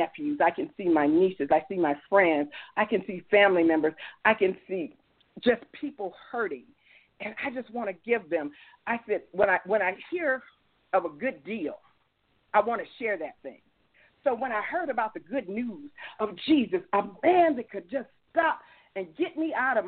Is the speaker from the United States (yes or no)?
yes; United States; I came from the South Side. I grew up in the Vistas